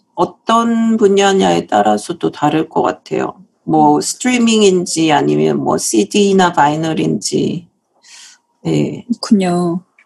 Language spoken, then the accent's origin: Korean; South Korea; moved away as an adult; now in United States; 제가 사실은 한국에서 태어나서 어, 한국에서 계속 자랐고요.